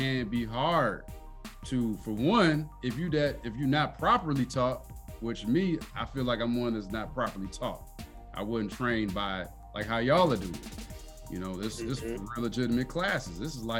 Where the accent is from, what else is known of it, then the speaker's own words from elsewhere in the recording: Joliet, Illinois, United States; I'm from Joliet